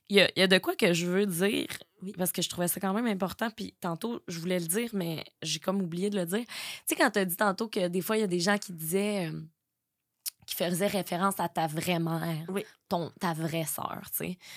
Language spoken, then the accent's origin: French; Quebec, Canada; Ah, mais je viens de la Beauce.